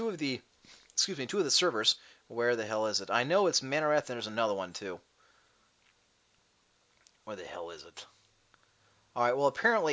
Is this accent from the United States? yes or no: yes; Cleveland, Ohio, United States; I'm from Cleveland